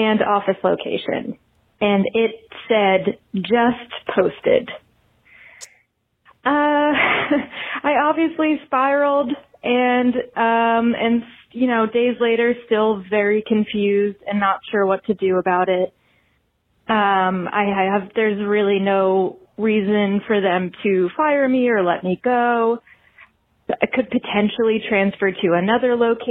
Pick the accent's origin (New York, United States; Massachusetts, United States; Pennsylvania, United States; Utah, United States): Pennsylvania, United States; Philadelphia; now in Pittsburgh, United States; I grew up in Philly